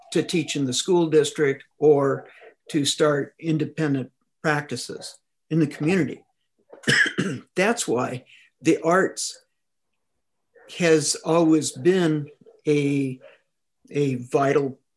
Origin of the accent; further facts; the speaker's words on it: Claremont, California, United States; now in Upland, United States; I grew up in Claremont